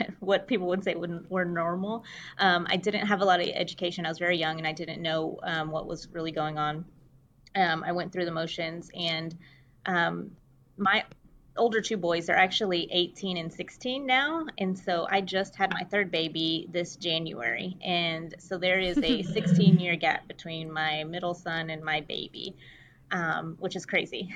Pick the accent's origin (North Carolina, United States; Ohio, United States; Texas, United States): Texas, United States; Fort Worth; I am from Fort Worth, Texas, which is close to Dallas